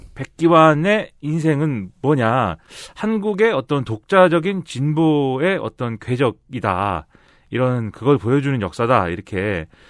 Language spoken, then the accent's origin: Korean; Suwon, Gyeonggi Province, South Korea; now in Seoul, South Korea; 저 수원 출신인데 서울에 살잖아요.